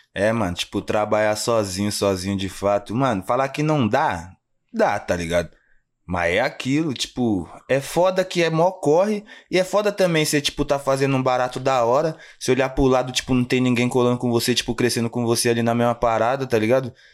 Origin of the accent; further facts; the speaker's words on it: Jundiaí, São Paulo, Brazil; also born or lived in Guarulhos, São Paulo; nascido em Guarulhos, mas vamos se dizer que eu me criei mesmo ali no Fazenda Grande